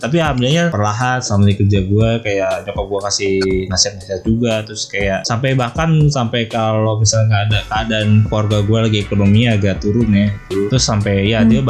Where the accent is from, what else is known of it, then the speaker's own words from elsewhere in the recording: Jakarta, Indonesia; also born or lived in Depok / Cirebon; Gue kan dari Depok terus sempet TKA ya kan di Lagos TKA terus habis gue pindah ke Jakarta Selatan terus gue TK